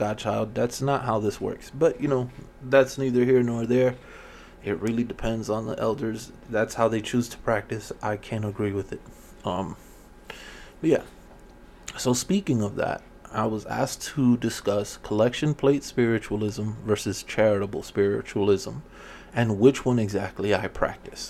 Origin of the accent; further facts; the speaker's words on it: Miami, Florida, United States; growing up in Miami, you know, in the 80s